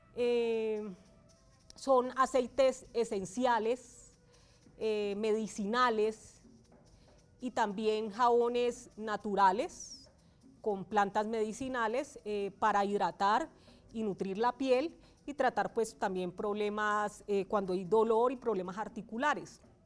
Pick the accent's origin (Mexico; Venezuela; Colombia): Colombia; Valle del Cauca; moved away as an adult; now in Bogotá, Colombia; soy oriunda del Valle del Cauca. Llego a la ciudad de Bogotá en el año 2009